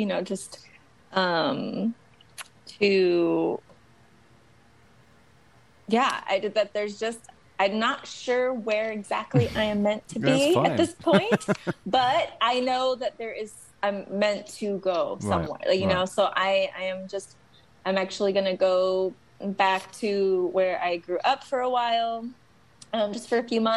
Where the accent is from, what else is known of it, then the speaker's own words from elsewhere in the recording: Lodi, California, United States; moved away as an adult; also born or lived in Modesto / Oakland / New York; now in San Francisco, United States; I grew up in Lodi, born in Modesto